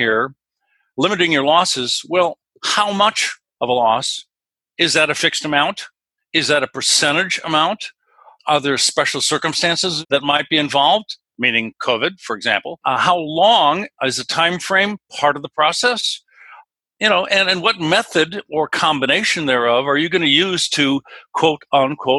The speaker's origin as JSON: {"language": "English", "region": "West Coast", "country": "United States", "said": "I'm from the West Coast"}